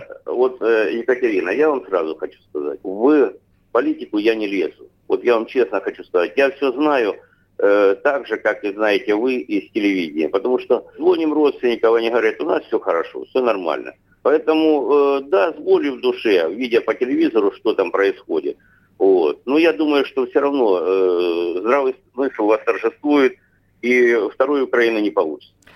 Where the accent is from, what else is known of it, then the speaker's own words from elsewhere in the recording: Russia; я э, родился в России